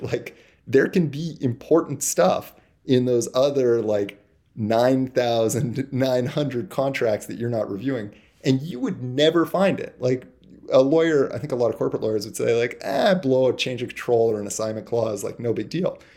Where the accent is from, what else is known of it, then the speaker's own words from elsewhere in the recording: Toronto, Ontario, Canada; I'm from Toronto, and the vast bulk of our people are here